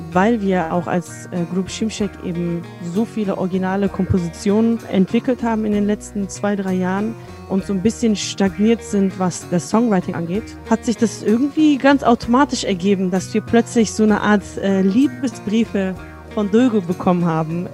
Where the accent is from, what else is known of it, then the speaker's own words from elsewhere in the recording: Germany; ich bin in Deutschland aufgewachsen